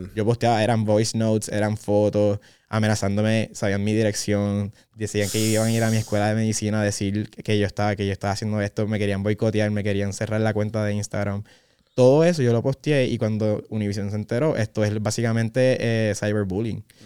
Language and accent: Spanish; Puerto Rico; nosotros, puertorriqueños. tenemos la dicha de poder decir que somos boricua